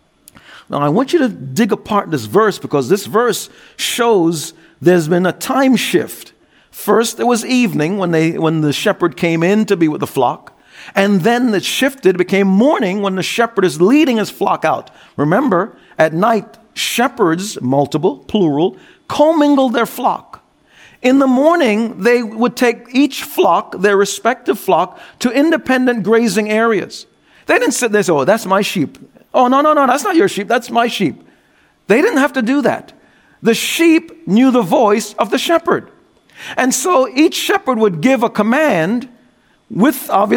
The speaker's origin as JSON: {"language": "English", "region": "New York", "country": "United States", "said": "as a New Yorker"}